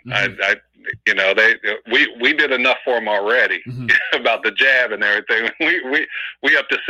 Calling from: Oakland, California, United States; from Oakland.

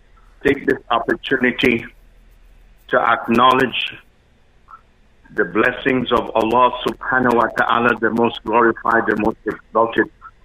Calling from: Canada; I'm calling from Canada to just give a salam alaikum shout out from Canada.

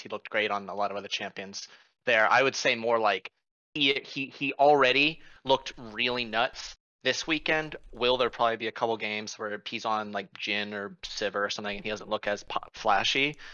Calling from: Fairfax, Virginia, United States; I am calling from Fairfax, Virginia.

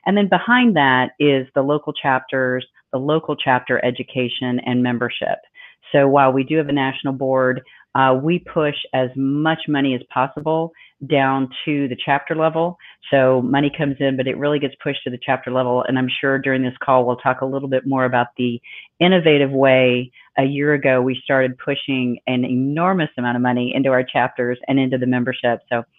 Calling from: Arizona, United States; I'm calling in from Arizona, as is Sue.

